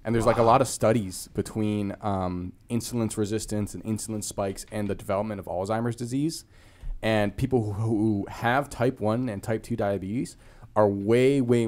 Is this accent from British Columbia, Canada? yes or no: yes; Vancouver, British Columbia, Canada; now in Los Angeles, United States; when I grew up in Vancouver